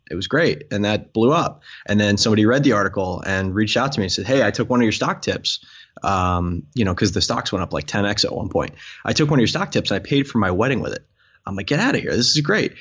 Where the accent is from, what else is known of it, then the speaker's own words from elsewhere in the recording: Long Island, New York, United States; growing up on Long Island